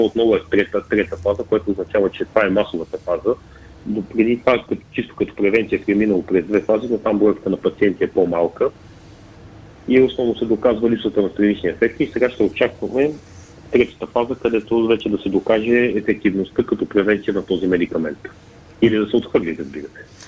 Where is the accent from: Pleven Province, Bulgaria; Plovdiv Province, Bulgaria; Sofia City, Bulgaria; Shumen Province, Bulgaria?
Pleven Province, Bulgaria; Pleven; защото съм от Плевен